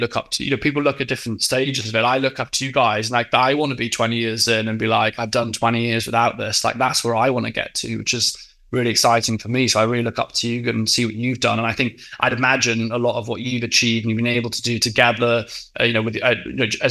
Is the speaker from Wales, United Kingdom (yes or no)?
yes; West Wales, United Kingdom; moved away as an adult; also born or lived in Exeter; now in London, United Kingdom; I grew up in West Wales